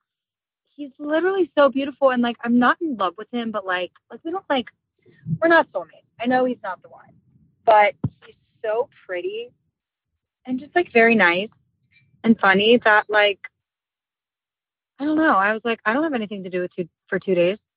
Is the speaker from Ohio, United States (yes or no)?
yes; Cincinnati, Ohio, United States; I'm from Cincinnati.